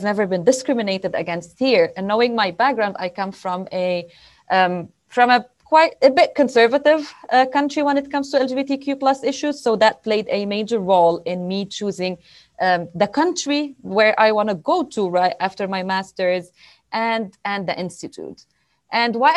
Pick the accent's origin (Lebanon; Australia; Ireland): Lebanon; moved away as an adult; also born or lived in Beirut; now in Pennsylvania, United States; I come from Lebanon. That is my home country.